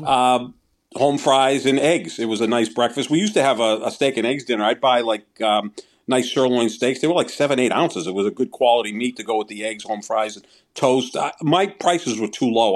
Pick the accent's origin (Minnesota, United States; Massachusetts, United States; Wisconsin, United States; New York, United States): Massachusetts, United States; Somerville; Steve's, which was in Somerville, my hometown